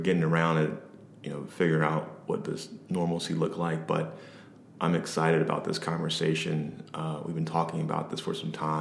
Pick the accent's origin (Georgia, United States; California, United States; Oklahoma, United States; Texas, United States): Georgia, United States; Atlanta; I'm from Atlanta, Georgia, born and raised